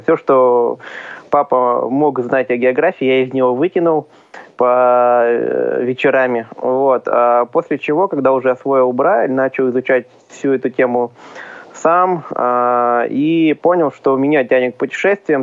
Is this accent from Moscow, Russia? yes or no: no; Uray, Khanty-Mansi Autonomous Okrug, Russia; now in Yekaterinburg, Russia; Родом я с Ханты-Мансийского автономного округа, из небольшого города Урай